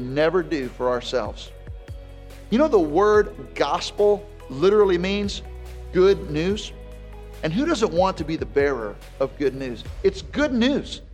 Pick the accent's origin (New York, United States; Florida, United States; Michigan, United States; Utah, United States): Florida, United States; Jacksonville; I grew up in Jacksonville where our families planted a church together